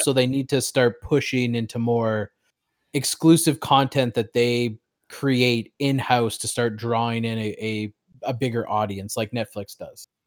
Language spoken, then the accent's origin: English; Canada; I as a Canadian